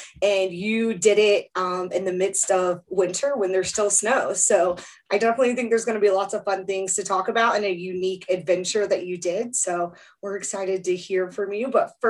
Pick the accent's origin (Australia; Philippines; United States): United States; Southern United States; Yeah, I'm from the South and we did not have that growing up.